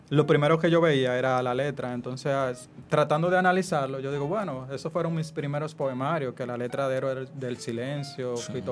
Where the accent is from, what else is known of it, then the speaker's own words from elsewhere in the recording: Puerto Plata, Dominican Republic; Ah, como yo soy de Puerto Plata, fue también un ejercicio, como contar esos textos